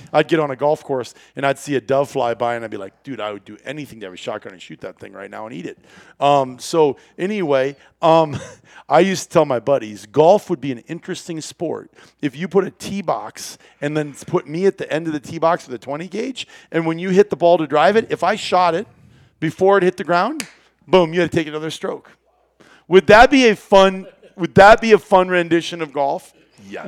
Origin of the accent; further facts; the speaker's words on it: Iowa, United States; I grew up in Iowa